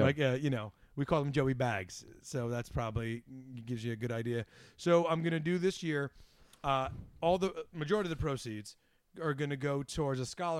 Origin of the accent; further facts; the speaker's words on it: Port Chester, New York, United States; I'm from Westchester County, originally Portchester